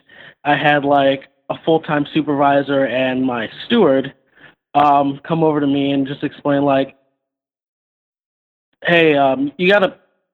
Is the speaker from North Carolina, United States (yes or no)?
no; Columbus, Ohio, United States; I'm actually from Columbus